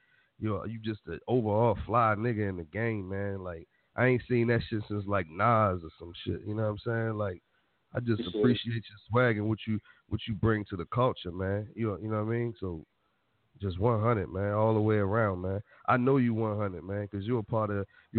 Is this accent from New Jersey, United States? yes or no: yes; Irvington, New Jersey, United States; That's still my hood, even though I'm from Irvington.